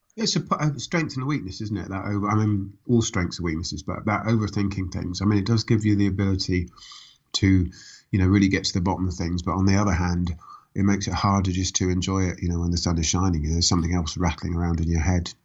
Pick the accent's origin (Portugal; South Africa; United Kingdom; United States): United Kingdom; Reading, South East England; also born or lived in Woking; I was born in Woking. I grew up in Reading